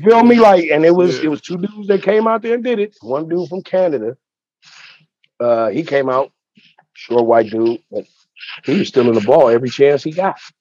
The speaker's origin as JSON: {"language": "English", "town": "Pasadena", "region": "California", "country": "United States", "tie": "born or raised there", "also_born_or_lived": "Venice, Los Angeles", "moved": "yes", "lives_now": "Los Angeles, United States", "said": "I'm from Pasadena"}